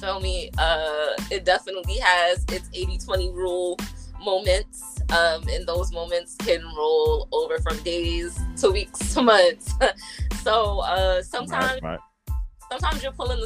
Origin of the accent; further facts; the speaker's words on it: New York City, New York, United States; We're both from the South Bronx, so you got two South Bronx shorties on the mic.